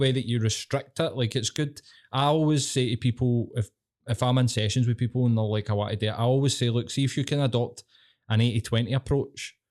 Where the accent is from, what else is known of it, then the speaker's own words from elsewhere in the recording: Glasgow, Scotland, United Kingdom; I'm fucking Glaswegian.